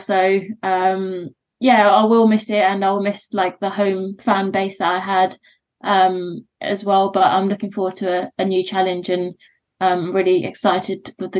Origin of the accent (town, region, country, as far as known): London, United Kingdom; moved away as an adult